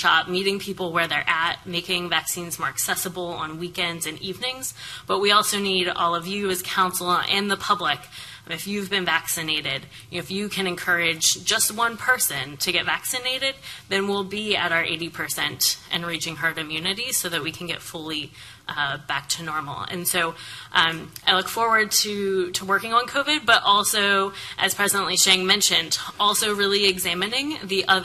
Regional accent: rural central Pennsylvania, United States; moved away as an adult; now in New Orleans, United States; I'm not from Louisiana originally. I grew up in a rural area of central Pennsylvania, but I've lived in New Orleans

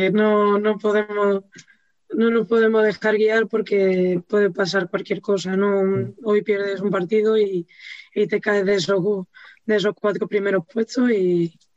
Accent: Andalusia, Spain; accent: Galician; now in Galicia, Spain; Sí, sí, tengo mucho acento gallego ya, me lo dicen siempre, toda la gente que me conoce de allí de Andalucía me lo dice tienes un acento gallego.

